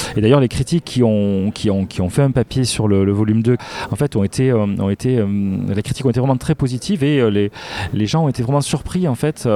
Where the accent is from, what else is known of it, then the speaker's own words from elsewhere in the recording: Castres, Occitania, France; je suis de Castres